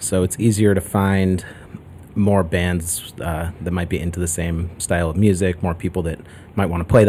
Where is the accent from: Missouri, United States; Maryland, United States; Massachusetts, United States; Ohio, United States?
Massachusetts, United States; Boston; now in Chicago, United States; I'm from the Boston area.